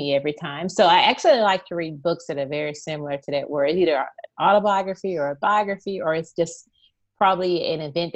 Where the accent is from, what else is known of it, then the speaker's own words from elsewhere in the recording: Texas, United States; moved away as an adult; now in St. Louis, United States; I currently live in St. Louis, Missouri, but my heart resides in Texas. So I'm truly a Texan.